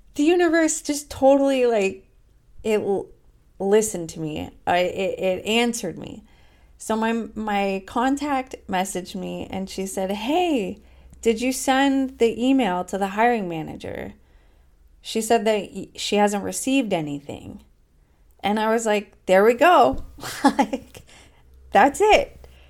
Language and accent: English; United States; moved away as an adult; now in Portugal; as an American in Europe